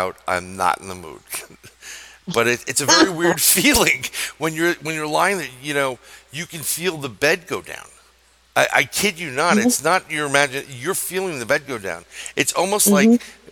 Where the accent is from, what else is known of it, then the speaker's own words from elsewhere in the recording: New York, United States; I'm a New Yorker